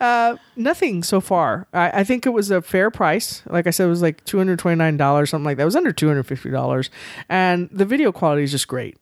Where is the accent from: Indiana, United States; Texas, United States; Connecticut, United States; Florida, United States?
Texas, United States; San Antonio; I was born and raised here in San Antonio